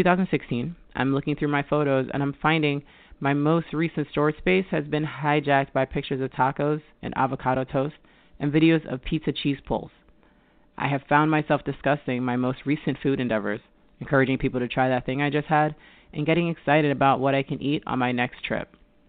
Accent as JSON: {"language": "English", "town": "Mount Vernon", "region": "New York", "country": "United States", "tie": "born or raised there", "also_born_or_lived": "Middletown, New York", "said": "I was born in Mount Vernon, New York, where I grew up in an exclusively Jamaican household."}